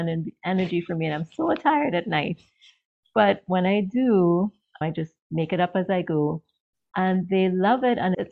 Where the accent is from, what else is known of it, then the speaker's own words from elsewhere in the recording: Trinidad & Tobago; moved away as an adult; now in Maryland, United States; I'm originally from Trinidad in the Caribbean. And I was married and I now live in the US in Maryland.